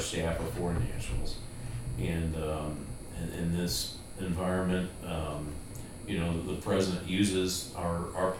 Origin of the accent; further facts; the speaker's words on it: United States; as an American